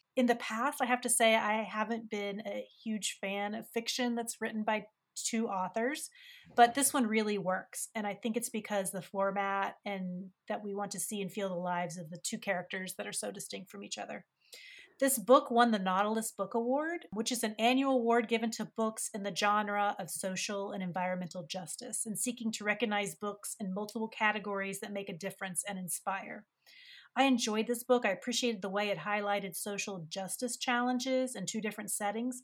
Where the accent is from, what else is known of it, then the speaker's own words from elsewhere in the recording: West Virginia, United States; I grew up in West Virginia